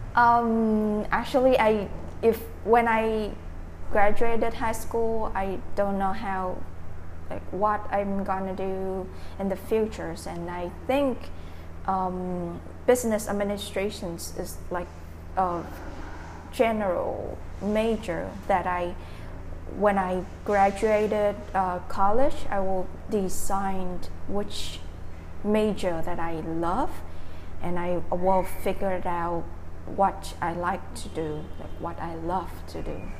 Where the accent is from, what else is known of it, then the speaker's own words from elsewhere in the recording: Dak Lak, Vietnam; English is a second language; moved away as an adult; now in Ho Chi Minh City, Vietnam; I'm from Dak Lắk province